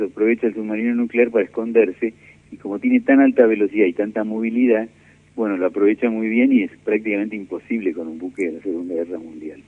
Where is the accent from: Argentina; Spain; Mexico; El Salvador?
Argentina; Buenos Aires; also born or lived in Mar del Plata; Yo nací en Mar del Plata en el año 1951, pero no viví mucho en Mar del Plata. Me siento más porteño que otra cosa.